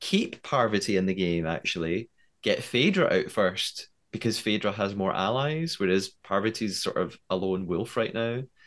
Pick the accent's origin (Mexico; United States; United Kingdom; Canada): United Kingdom; as a British person